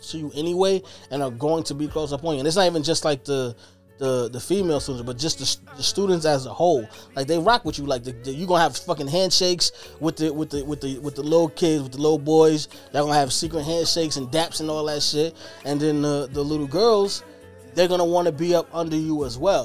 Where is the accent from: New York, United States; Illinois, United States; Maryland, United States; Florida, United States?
New York, United States; Brooklyn; I'm from Brooklyn